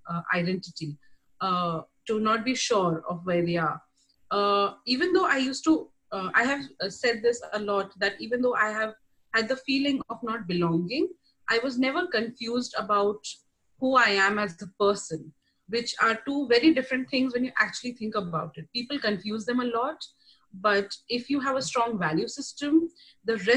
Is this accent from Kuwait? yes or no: yes; Kuwait; also born or lived in India; now in United States; I am an Indian, raised in Kuwait.